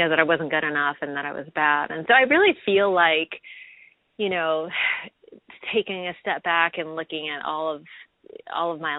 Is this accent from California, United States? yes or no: yes; San Jose, California, United States; I grew up in the San Jose Bay Area